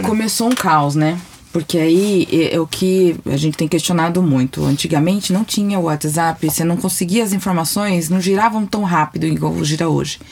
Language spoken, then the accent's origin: Portuguese; São Paulo, Brazil; eu sou de São Paulo